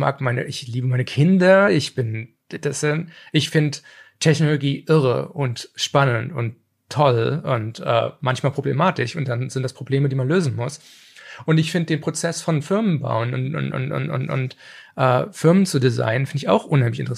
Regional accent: Germany; in den 80ern, wo ich als Kind in Deutschland englische He-Man-Folgen und, und, und, und, und, und, und was weiß ich, Mask und Transformers geguckt habe

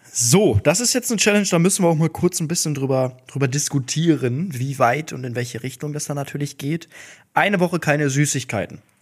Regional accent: Duisburg, North Rhine-Westphalia, Germany; Ich komme aus Duisburg, da sagt man fressen

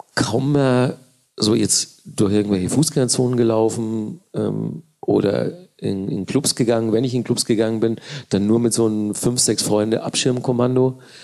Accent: Manching, Bavaria, Germany; now in Berlin, Germany; ich aus Manchen komme

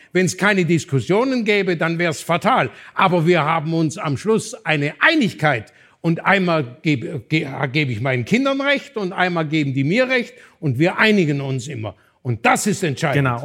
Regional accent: Swabia, Baden-Württemberg, Germany; als Schwabe

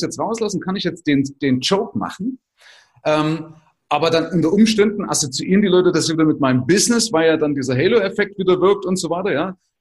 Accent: Germany; wir sind ja gerade als Deutsche

